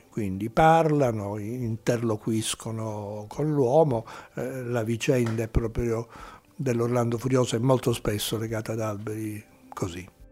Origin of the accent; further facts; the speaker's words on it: Sicily, Italy; Io poi da siciliano